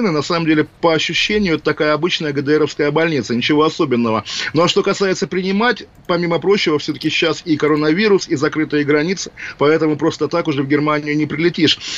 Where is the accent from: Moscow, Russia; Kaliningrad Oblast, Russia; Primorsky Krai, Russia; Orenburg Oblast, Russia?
Kaliningrad Oblast, Russia; Kaliningrad; Александр Евгеньевич, да, освобождал мой родной город, поэтому брал, вернее, немецкий город Кенигсберг